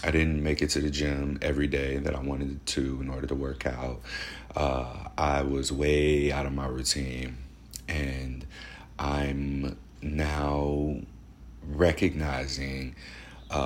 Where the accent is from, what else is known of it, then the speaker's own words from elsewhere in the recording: St. Louis, Missouri, United States; moved away as an adult; now in Portland, United States; I am at home in St. Louis, Missouri.